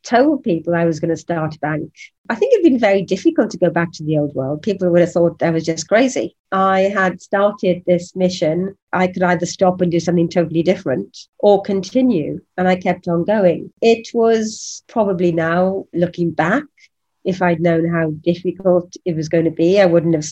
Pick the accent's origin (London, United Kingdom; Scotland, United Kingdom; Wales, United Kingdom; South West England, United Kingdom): Wales, United Kingdom; I'm a Welsh woman that's 5 foot tall